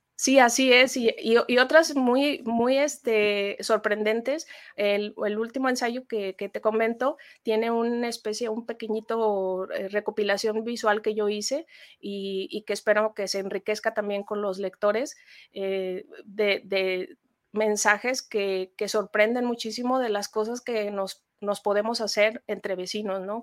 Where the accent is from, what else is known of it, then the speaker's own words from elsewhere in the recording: Mexico; como mexicanos